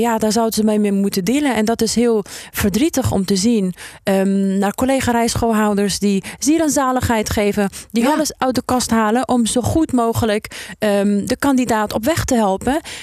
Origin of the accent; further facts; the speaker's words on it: Afghanistan; now in Netherlands; Afghanistan zit, eh, in mijn hart omdat, ehm, ik daar geboren ben en omdat mijn roots daar liggen